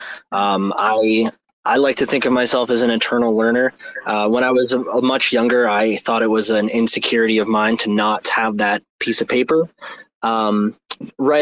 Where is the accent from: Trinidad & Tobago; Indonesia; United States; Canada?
Canada; Toronto, Ontario; I'm Canadian. I'm from Toronto.